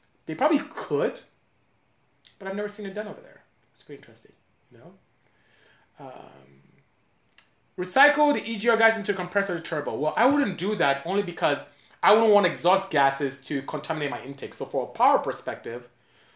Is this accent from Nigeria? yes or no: yes; Nigeria; now in United States; I'm from Nigeria